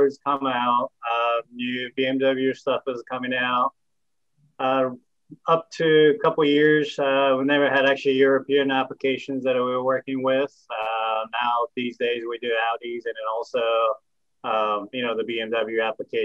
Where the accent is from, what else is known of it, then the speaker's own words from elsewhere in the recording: Japan; moved away as an adult; also born or lived in California; now in Tennessee, United States; I'm myself actually from Japan and I grew up in Japan for 18 years